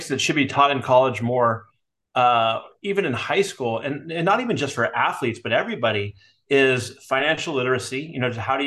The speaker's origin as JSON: {"language": "English", "town": "Burlingame", "region": "California", "country": "United States", "tie": "born or raised there", "said": "I grew up in the San Francisco Bay Area in a town called Burlingame"}